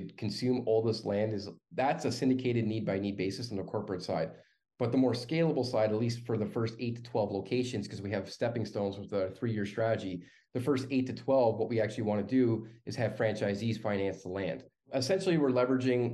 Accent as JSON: {"language": "English", "country": "Canada", "said": "as a Canadian"}